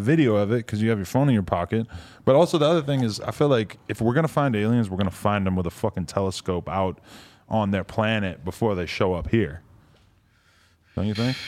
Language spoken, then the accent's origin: English; East Coast, United States; being from the East Coast